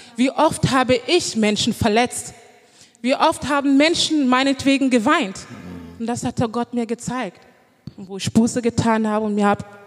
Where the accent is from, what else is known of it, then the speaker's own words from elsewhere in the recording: Düren, North Rhine-Westphalia, Germany; moved away as an adult; now in Cologne, Germany; ich bin eigentlich ähm, aus Düren. Ich habe da gelebt